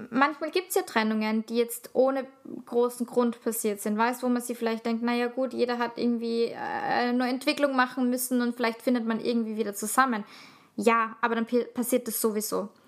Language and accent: German; Salzburg, Austria; Also, ich komme aus der Stadt, aber Salzburg ist halt ein Dorf.